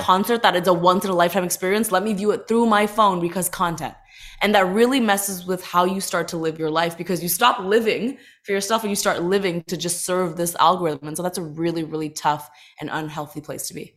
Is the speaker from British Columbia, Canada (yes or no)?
no; Toronto, Ontario, Canada; moved away as an adult; also born or lived in Los Angeles; growing up in Toronto, being an, an Indian girl